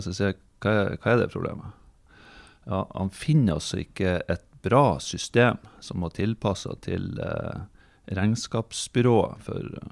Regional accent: Fauske, Nordland, Norway; now in Bodø, Norway; Jeg er oppvokst på Fauske. Flytta til eh, Bodø i 2003

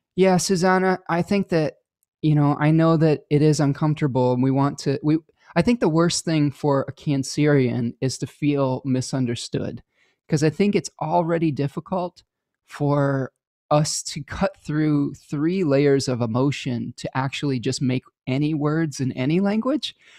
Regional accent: United States; to become multilingual as an American

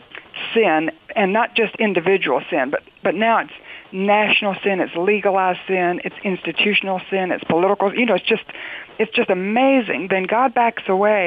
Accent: North Carolina, United States; I'm from North Carolina

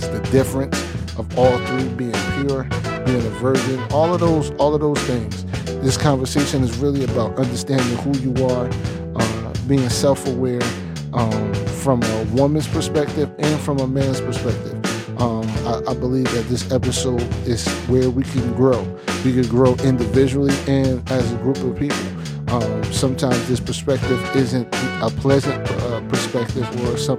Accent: New Jersey, United States; I'm from Jersey

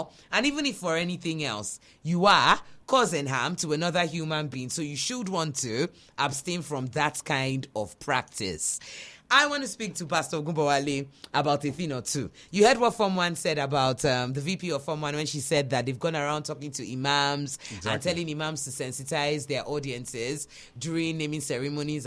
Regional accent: Nigeria; we're Nigerian

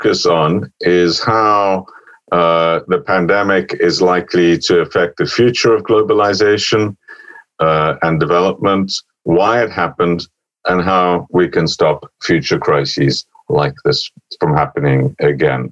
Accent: Oxford, South East England, United Kingdom; Oxford, my hometown

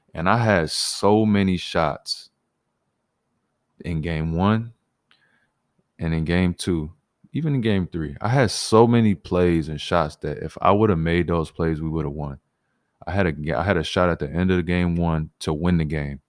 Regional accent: Illinois, United States; moved away as an adult; now in Toronto, Canada; I grew up in Illinois

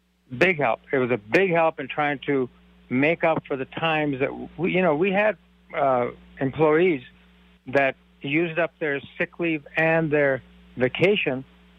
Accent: India; I'm from India.

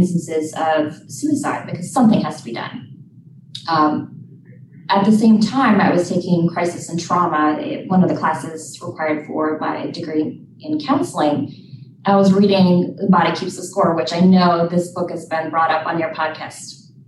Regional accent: Minnesota, United States; I am from Minnesota originally

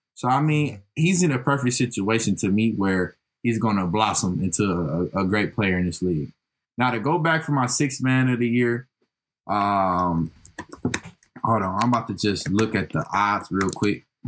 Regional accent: Detroit, Michigan, United States; I'm from Detroit

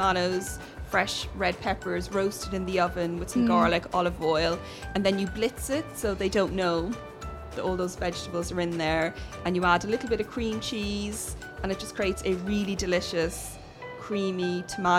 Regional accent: Ireland; I grew up in Ireland

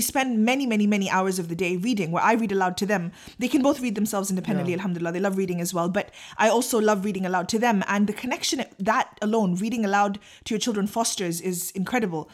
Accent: Pakistan; I'm too Pakistani

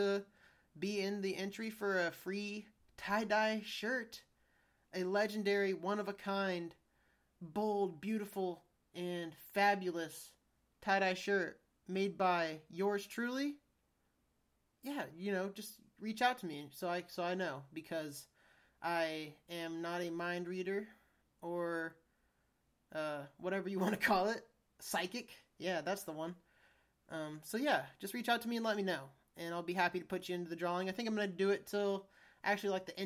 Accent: United States; I'm an American

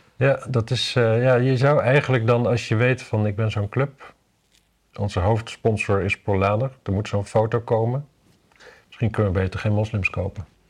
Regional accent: Wapserveen, Drenthe, Netherlands; ik kom uit Wapse Veen natuurlijk in Drenthe

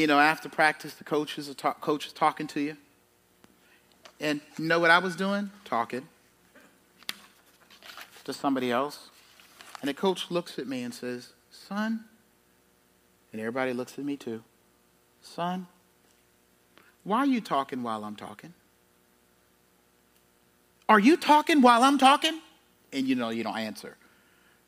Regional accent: South Carolina, United States; I grew up in South Carolina

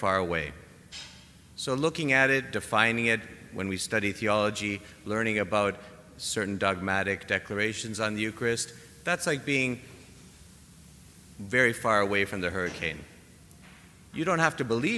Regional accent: Canada; I'm Canadian

